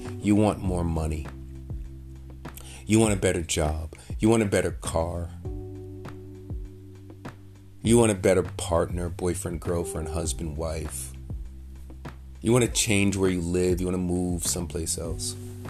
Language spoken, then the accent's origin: English; New York City, New York, United States; I grew up in New York City. I remember as a kid hearing the New York accent. Now, I'm Jamaican. So in my house, my mother, my father, all my aunts and uncles were speaking with this Jamaican accent.